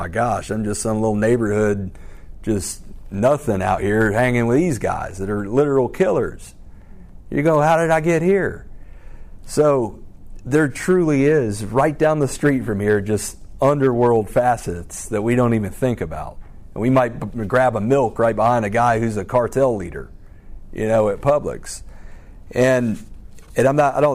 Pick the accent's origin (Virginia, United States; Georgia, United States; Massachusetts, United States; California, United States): Georgia, United States; Alpharetta; I grew up in Alpharetta, Roswell area.